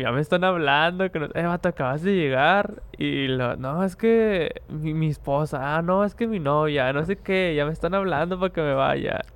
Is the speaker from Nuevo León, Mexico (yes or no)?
yes; Monterrey, Nuevo León, Mexico; somos regios. Los que son aquí de Monterrey saben que es hacer una carnita asada.